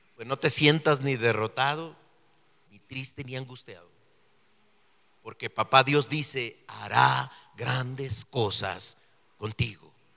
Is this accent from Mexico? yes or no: yes; Mexico; born or raised there; also born or lived in Mexico City